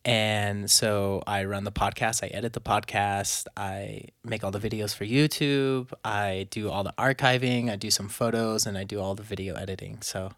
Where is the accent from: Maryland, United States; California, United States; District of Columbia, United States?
California, United States; Well, I was born near LA, near LA area. I grew up and raised in California.